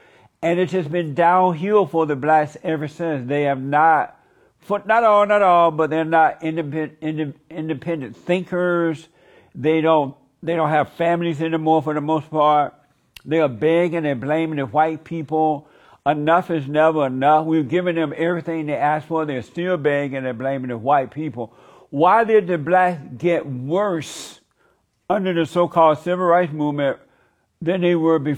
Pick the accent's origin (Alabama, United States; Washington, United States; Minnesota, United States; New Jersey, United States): Alabama, United States; I grew up under Jim Crow law. I know about the colors only, the whites only. I grew up in Alabama at that time.